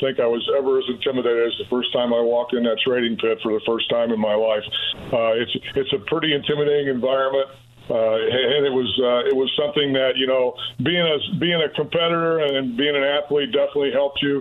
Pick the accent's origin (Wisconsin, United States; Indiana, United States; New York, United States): Indiana, United States; Owensburg; growing up in Owensburg, a small town